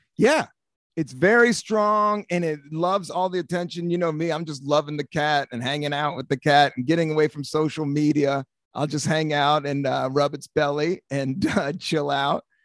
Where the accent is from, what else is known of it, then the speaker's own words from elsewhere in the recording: United States; where I grew up on Capitol Hill.